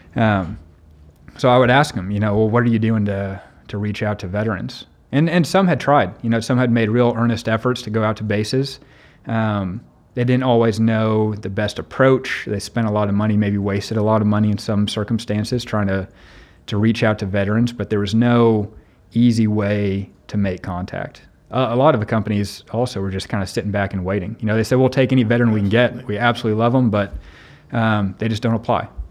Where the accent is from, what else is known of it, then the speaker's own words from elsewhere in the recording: near Evansville, Southern Indiana, United States; now in Indianapolis, United States; I'm originally from Southern Indiana, down by Evansville.